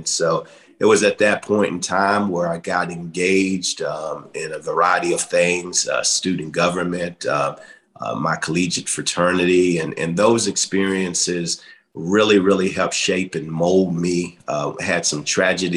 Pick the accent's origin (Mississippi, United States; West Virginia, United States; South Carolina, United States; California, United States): West Virginia, United States; Welch; those humble beginnings in McDowell County, growing up on Welch Hill